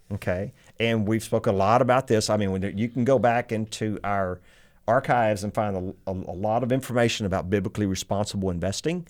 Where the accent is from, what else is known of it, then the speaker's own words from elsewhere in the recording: Texas, United States; I'm very Texan, very country boy